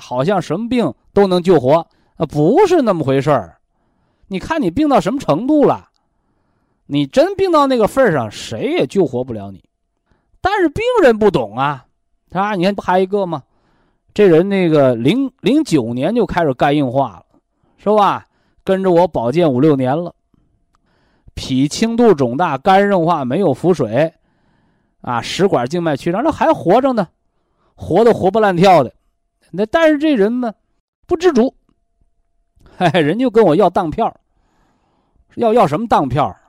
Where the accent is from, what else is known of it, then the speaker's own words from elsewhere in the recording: China; 我们怎么样能让全国的平均寿命更高，让我们中国人骄傲？